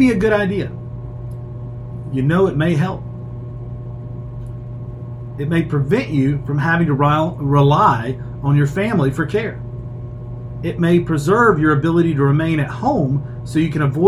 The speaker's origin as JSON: {"language": "English", "town": "Shelby", "region": "North Carolina", "country": "United States", "tie": "born or raised there", "said": "Uptown Shelby, which is my hometown"}